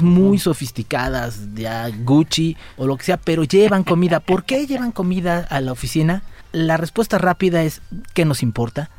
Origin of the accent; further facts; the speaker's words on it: Mexico; Como somos los mexicanos